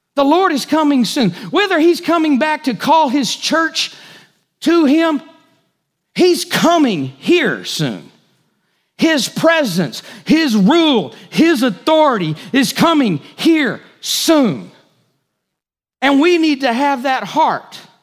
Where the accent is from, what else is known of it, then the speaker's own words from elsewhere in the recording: United States; As good American Christians